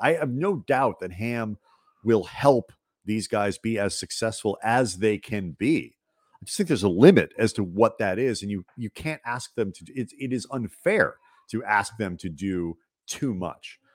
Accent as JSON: {"language": "English", "town": "St. Louis", "region": "Missouri", "country": "United States", "tie": "born or raised there", "moved": "yes", "said": "growing up in Saint Louis"}